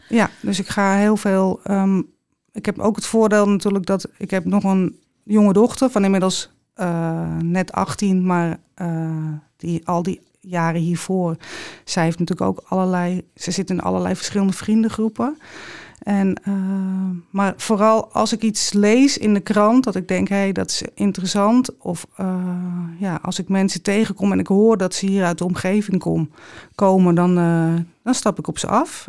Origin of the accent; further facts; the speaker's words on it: Amsterdam, North Holland, Netherlands; Ik ben opgegroeid in de Jordaan in Amsterdam